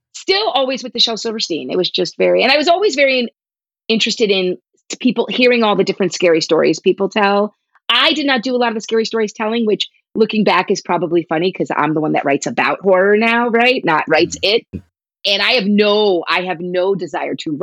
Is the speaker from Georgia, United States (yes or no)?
no; New Jersey, United States; I grew up in New Jersey and we have malls